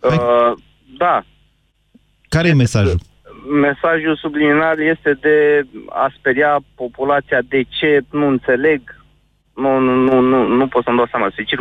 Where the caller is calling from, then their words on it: Bucharest, Romania; Din București.